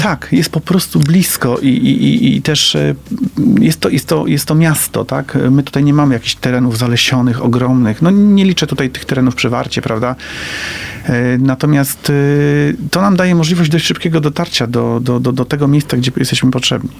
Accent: Poznań, Greater Poland, Poland; Wychowałem się tam

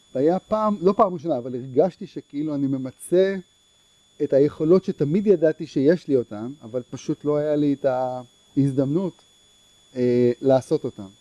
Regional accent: Herzliya, Tel Aviv District, Israel; גדלתי בהרצליה

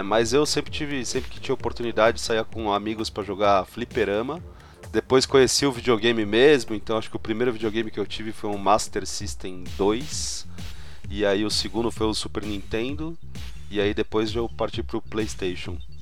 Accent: São Paulo, Brazil; Sou, São Paulo, capital

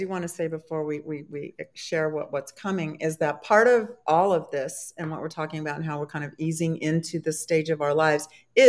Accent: San Diego, California, United States; now in Maryland, United States; when I moved to Maryland, I'm from San Diego, it was in January

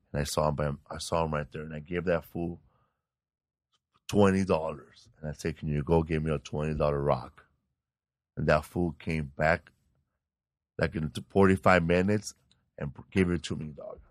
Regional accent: Sinaloa, Mexico; now in Los Angeles, United States; I'm from Sinaloa, Mexico

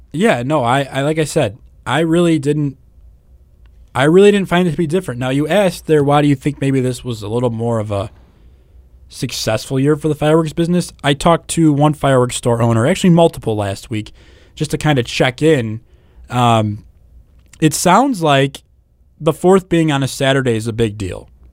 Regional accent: Northwest Indiana, United States; I'm from Northwest Indiana

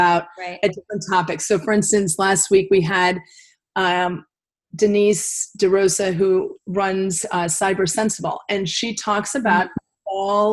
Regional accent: Connecticut, United States; I grew up in Connecticut

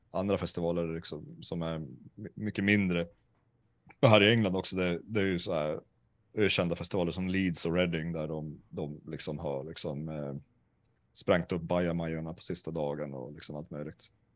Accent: Sweden; jag är från Sverige

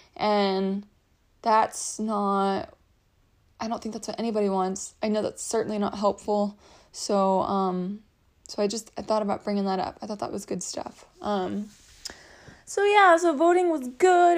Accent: Texas, United States; moved away; I grew up in Texas

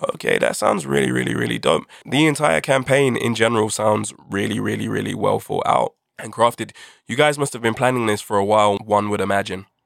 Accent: United Kingdom; by my accent, I'm sure you can tell I'm from the UK.

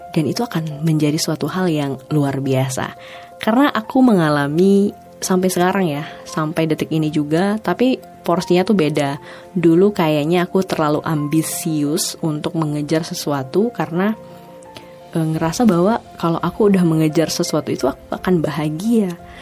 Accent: Langsa, Aceh, Indonesia; kota aku, kota Langsa

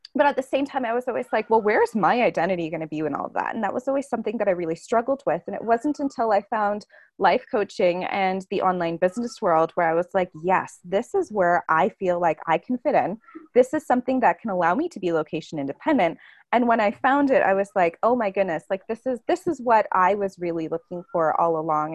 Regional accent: Toronto, Ontario, Canada; moved away as an adult; I was born and raised in Toronto, and I'm also Portuguese

